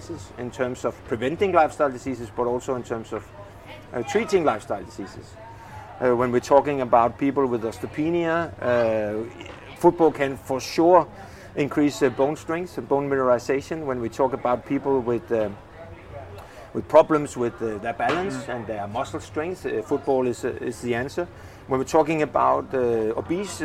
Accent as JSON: {"language": "English", "town": "Frederikssund", "region": "Capital Region of Denmark", "country": "Denmark", "tie": "born or raised there", "said": "I played with the plus 65 team from my hometown, Frederikssund"}